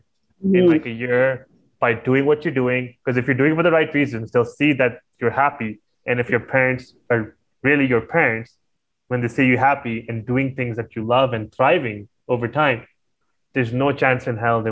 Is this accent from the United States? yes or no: no; Pakistan; I'm Pakistani